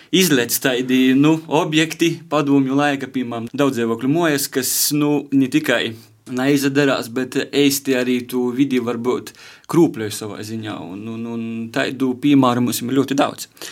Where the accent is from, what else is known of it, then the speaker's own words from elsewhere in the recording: Varakļāni, Latgale, Latvia; now in Rēzekne, Latvia; manā dzimtajā pilsētā varakļonu